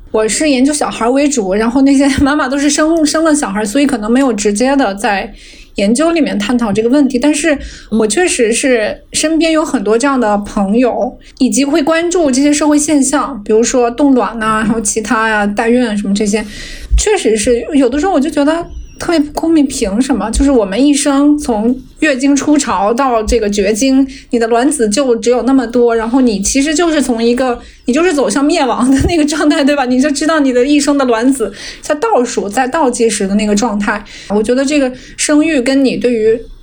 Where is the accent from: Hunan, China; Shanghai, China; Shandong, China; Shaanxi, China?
Hunan, China; moved away; also born or lived in Seattle, United States; 我是老家湖南，我是老家湖南，是很多洪水的